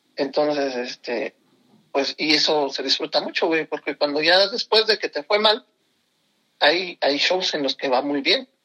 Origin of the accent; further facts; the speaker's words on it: Pachuca, Hidalgo, Mexico; yo nací aquí en Pachuca